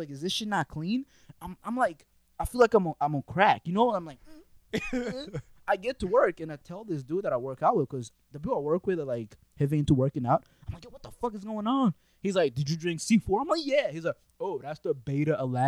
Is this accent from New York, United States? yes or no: no; Kentucky, United States